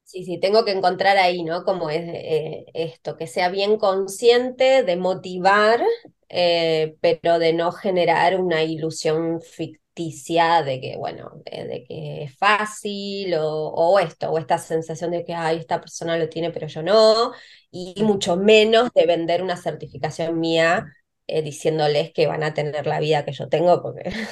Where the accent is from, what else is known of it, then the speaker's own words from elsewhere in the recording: Río Negro, Argentina; moved away; yo soy del, de Río Negro, de una ciudad pequeña